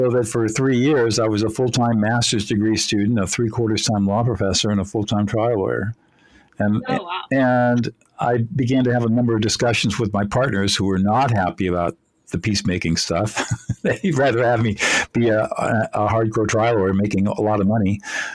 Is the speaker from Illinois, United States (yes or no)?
no; Southern California, United States; Even though I grew up in affluence in Southern California